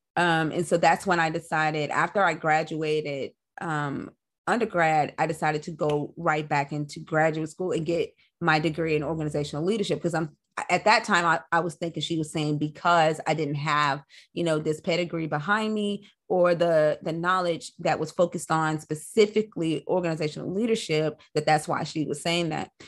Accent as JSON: {"language": "English", "town": "Nashville", "region": "Tennessee", "country": "United States", "tie": "born or raised there", "said": "I'm a Nashville native"}